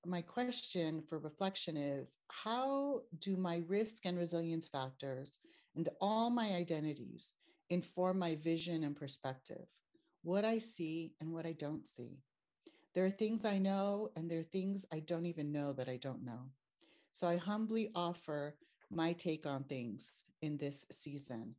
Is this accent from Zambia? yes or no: no; Los Angeles, California, United States; born and raised in East Los Angeles, which is Tongva territory